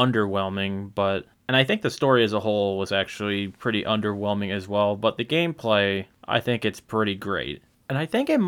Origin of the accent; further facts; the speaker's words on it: Erie, Pennsylvania, United States; my hometown of Erie, Pennsylvania